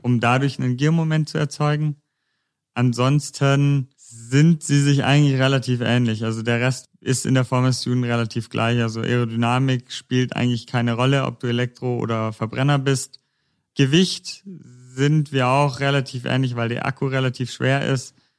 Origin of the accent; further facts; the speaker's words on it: near Konstanz, Baden-Württemberg, Germany; moved away as an adult; now in Stuttgart, Germany; Ich komme eigentlich ursprünglich aus der Nähe von Konstanz. Ich studiere gerade in Stuttgart